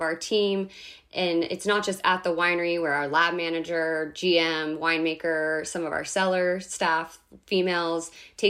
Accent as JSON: {"language": "English", "region": "Northern California", "country": "United States", "tie": "born or raised there", "also_born_or_lived": "Central Coast, California", "said": "I grew up in Northern California"}